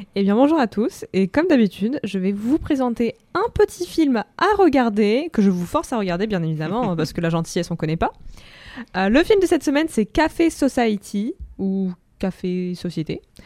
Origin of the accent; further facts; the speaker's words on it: Russia; moved away; Moi, en tant que russe